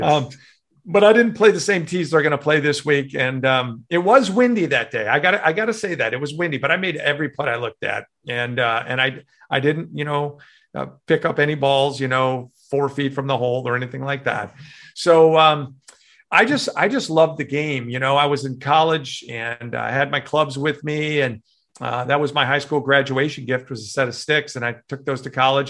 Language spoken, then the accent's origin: English; Chicago, Illinois, United States; moved away; growing up in Chicago